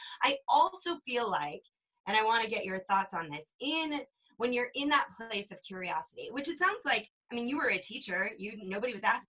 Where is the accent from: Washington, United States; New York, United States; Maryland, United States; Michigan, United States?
New York, United States; As a New Yorker